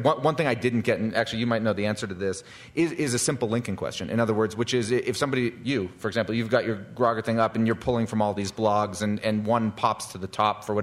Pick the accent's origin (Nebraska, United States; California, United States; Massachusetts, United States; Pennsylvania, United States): Massachusetts, United States; Boston; I'm from Boston